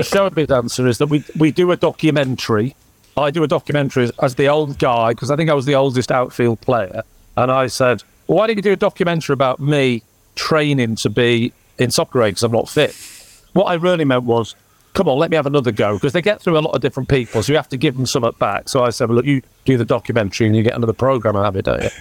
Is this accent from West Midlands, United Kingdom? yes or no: no; Southport, North West England, United Kingdom; also born or lived in Blackburn; I grew up in Southport